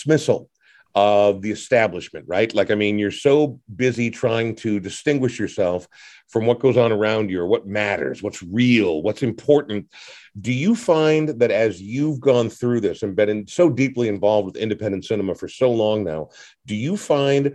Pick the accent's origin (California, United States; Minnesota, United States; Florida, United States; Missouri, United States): Minnesota, United States; Coon Rapids; my hometown of Coon Rapids